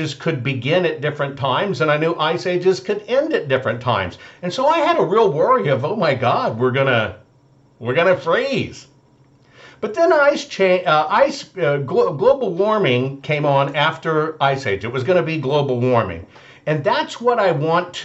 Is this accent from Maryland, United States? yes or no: no; Arkansas, United States; growing up in Arkansas and being in my grandmother's house